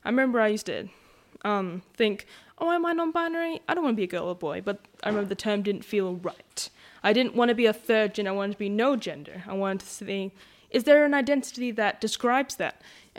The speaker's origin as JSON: {"language": "English", "region": "Western Australia", "country": "Australia", "said": "I know that me and Mum are Noongar, and we're from Whadjuk and Belladong, aren't we, Mum?"}